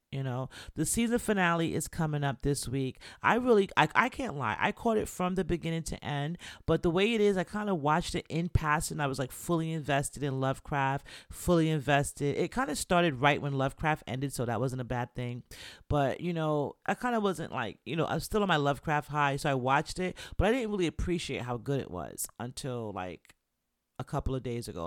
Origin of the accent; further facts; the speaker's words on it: New York City, New York, United States; accent: New York; moved away; I grew up in Mount Zion C M E Church in the Bronx, off of Elder Avenue